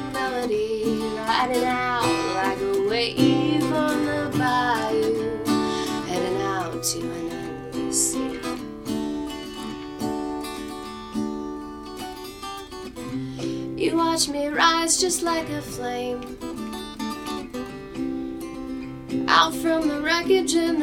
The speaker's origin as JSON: {"language": "English", "region": "Midwest", "country": "United States", "tie": "born or raised there", "also_born_or_lived": "Indiana / Minnesota / Iowa", "said": "So I was raised in the Midwest"}